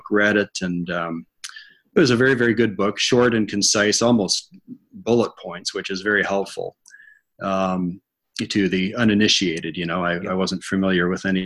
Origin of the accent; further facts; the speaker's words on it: Ottawa, Ontario, Canada; now in Peterborough, Canada; born and raised in Ottawa, which is about 3 hours from here, moved to Peterborough when I was 19 to go to Trent University, married a local girl and never left